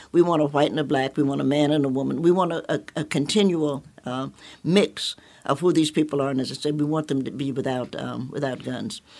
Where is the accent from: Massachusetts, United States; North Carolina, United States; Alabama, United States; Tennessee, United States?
Tennessee, United States; Knoxville; I'm a Knoxvillian by birth